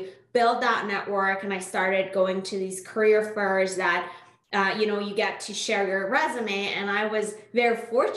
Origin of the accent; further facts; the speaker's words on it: Iran; first language Persian; English is a second language; moved away as an adult; now in Canada; I'm originally born and raised in Iran, moved to Canada in 2005 for school.